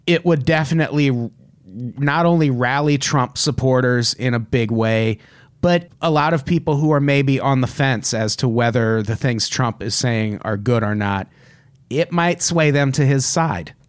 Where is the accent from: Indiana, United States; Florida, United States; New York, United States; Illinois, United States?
Illinois, United States; I'm from Illinois.